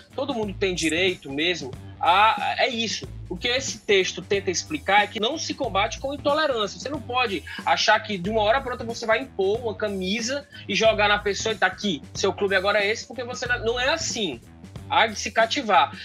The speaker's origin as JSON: {"language": "Portuguese", "town": "Assaré", "region": "Ceará", "country": "Brazil", "tie": "born or raised there", "said": "a minha infância no Cariri, lá em Assaré"}